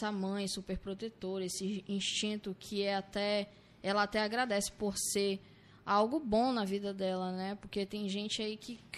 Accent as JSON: {"language": "Portuguese", "region": "Northeast Region", "country": "Brazil", "said": "Foi mais uma readaptação de já estar é, no norte, sendo nordestina, né?"}